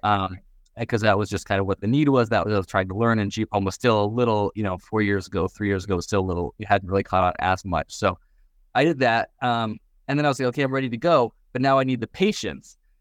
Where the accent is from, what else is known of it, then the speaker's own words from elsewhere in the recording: Vancouver, British Columbia, Canada; moved away as an adult; also born or lived in New York / Seattle; now in Miami, United States; I grew up in Canada, Vancouver